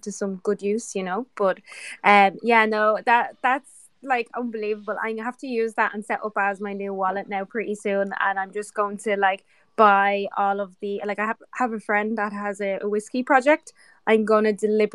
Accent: Ireland; I'm the Irish girl here

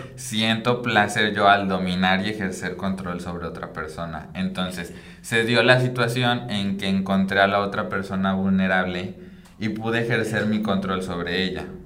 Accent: Michoacán, Mexico; moved away as an adult; also born or lived in Chiapas; now in Monterrey, Mexico; no soy de, de Monterrey, vengo de Michoacán y he estado viajando como un poco por todos lados de la República

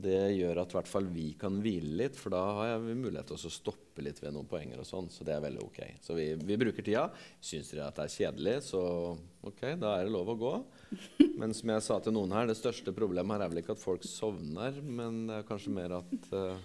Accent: Torp, Norway; jeg er fra Torp

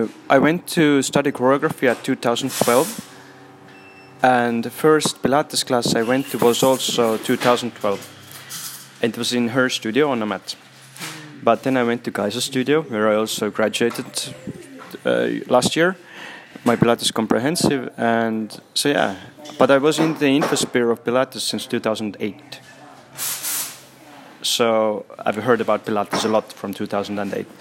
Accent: Estonia; also born or lived in Brussels, Belgium; I come from Estonia.

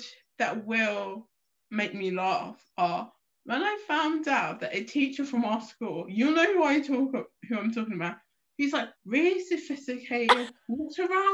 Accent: London, United Kingdom; what part of London you're from and go, oh yeah, I'm from South East

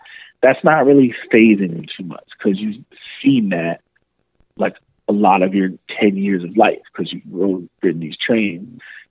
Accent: Miami, Florida, United States; when you grow up in a city like that, and you know that growing up in Miami, you have a little bit of a thicker skin.

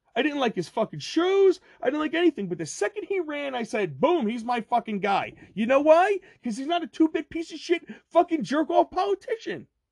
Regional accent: Ocean County, New Jersey, United States; I'm from Ocean County, New Jersey

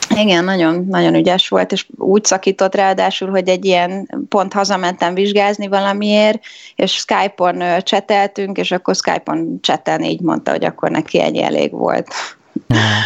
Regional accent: Budapest, Hungary; moved away as an adult; now in London, United Kingdom; én budapesti vagyok, és Pesten jártam egy egyetemre

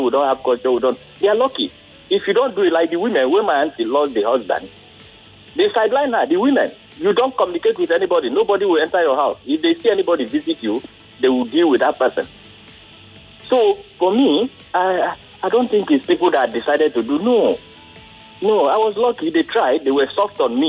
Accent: Ukwani, Delta, Nigeria; now in Lagos, Nigeria; I'm from Delta. I'm from Ukwane.

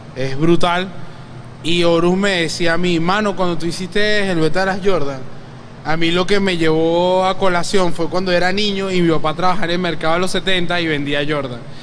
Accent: Venezuela; como venezolanos hay demasiado que contar de nosotros

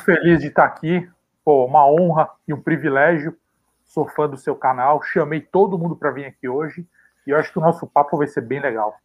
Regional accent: São Paulo, Brazil; Nasci e cresci na Vila Carioca

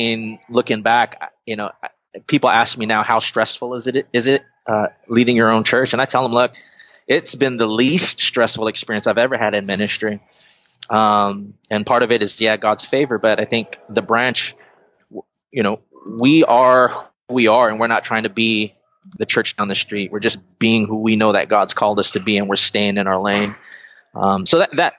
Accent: Carson, California, United States; also born or lived in Guam / Long Beach, California; Long Beach is where I first landed, or our family landed, moving here from Guam. And so Long Beach has always been my home, even though I grew up in Carson

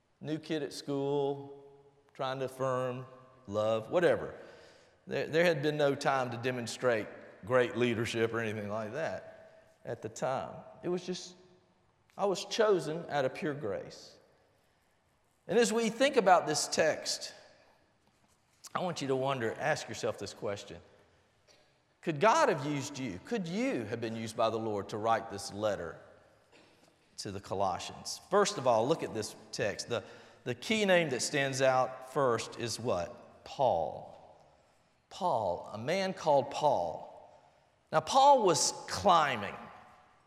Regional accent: Albany, Georgia, United States; also born or lived in Blakely, Georgia; I was born in Blakely, Georgia. Grew up in Albany

